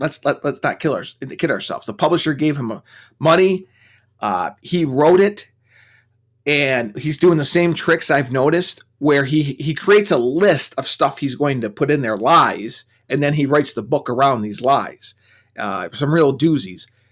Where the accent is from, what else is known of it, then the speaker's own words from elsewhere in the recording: United States; being American